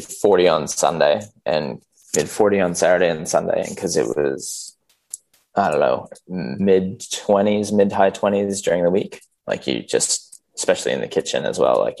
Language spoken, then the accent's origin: English; Canada; moved away as an adult; now in Australia; all the boys are half Aussie, half Canadian.